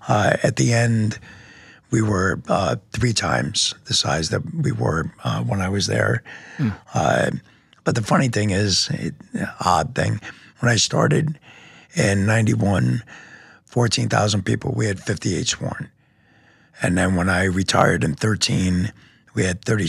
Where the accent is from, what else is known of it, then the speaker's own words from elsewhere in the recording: New York, United States; moved away as an adult; also born or lived in Oak Creek, Wisconsin; now in Wisconsin, United States; I was from New York originally, graduated, went to the Marines